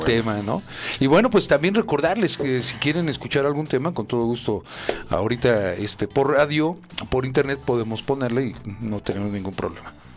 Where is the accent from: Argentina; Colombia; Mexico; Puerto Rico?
Mexico; Tlalnepantla, State of Mexico; soy de Tlane y los de Tlane así somos